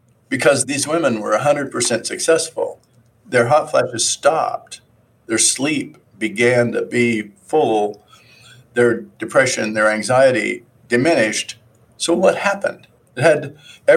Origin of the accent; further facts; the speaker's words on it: Midwest, United States; I came from Midwest, a farm area, and grandparents had a farm. I worked on it a long time